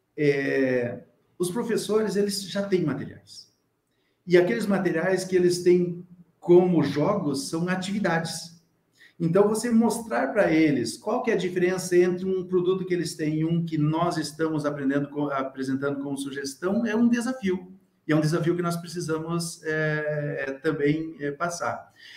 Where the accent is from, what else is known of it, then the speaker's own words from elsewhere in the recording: Rio Grande do Sul, Brazil; eu sou do Rio Grande do Sul